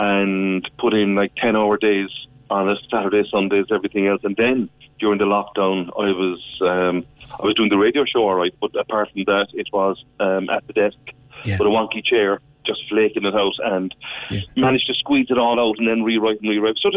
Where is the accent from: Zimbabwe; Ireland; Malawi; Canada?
Ireland; Cork, Munster; the place names I was surrounded by growing up in Cork City